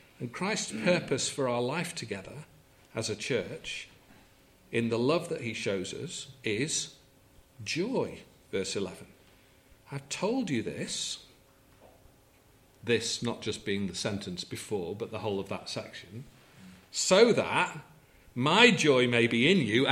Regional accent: England, United Kingdom; we're English

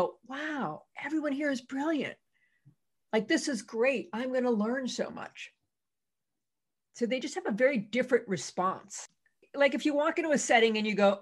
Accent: Massachusetts, United States; I'm from Massachusetts.

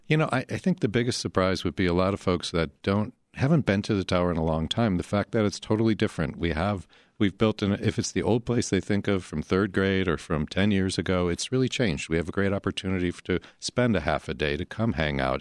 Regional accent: Chicago, Illinois, United States; as Chicagoans

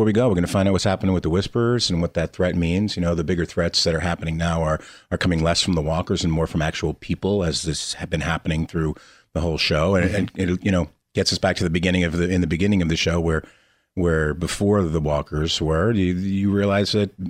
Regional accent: Lakewood, New Jersey, United States; I grew up in Lakewood, New Jersey

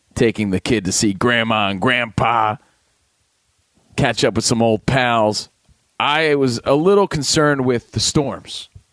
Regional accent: New Jersey, United States; Coming from Jersey, you know, a lot of us are mama's boys growing up

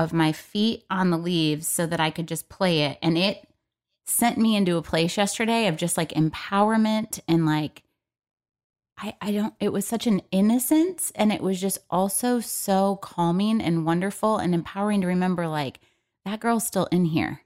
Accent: Michigan, United States; moved away; we're both from Michigan

